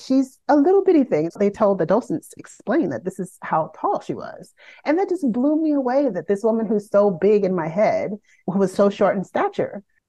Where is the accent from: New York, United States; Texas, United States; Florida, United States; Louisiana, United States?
Florida, United States; Miami; my hometown in Miami